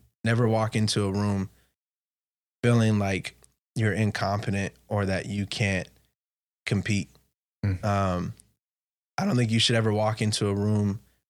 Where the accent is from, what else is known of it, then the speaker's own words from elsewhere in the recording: West Covina, California, United States; also born or lived in Boise / Ontario; now in San Diego, United States; I was like, oh, I'm from West Covina. I used to live in Boise. I lived in Ontario. I live in San Diego.